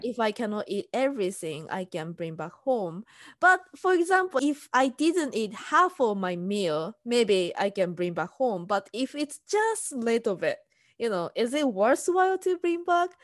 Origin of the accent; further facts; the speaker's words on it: Tokyo, Japan; English is a second language; moved away as an adult; now in United States; I'm from Tokyo